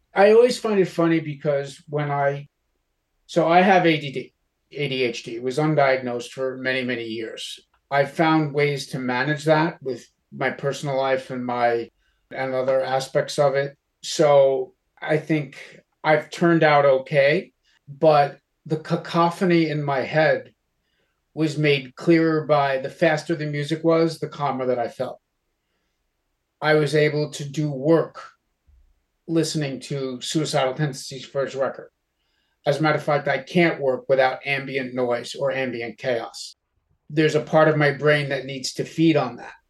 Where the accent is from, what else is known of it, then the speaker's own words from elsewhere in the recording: Yonkers, New York, United States; Growing up in Westchester County, Yonkers, New York